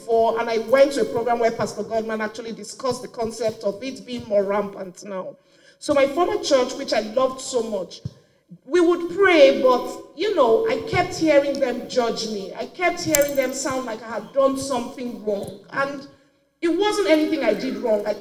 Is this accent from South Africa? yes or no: no; Nigeria; I am from Nigeria, of course. I live in Nigeria.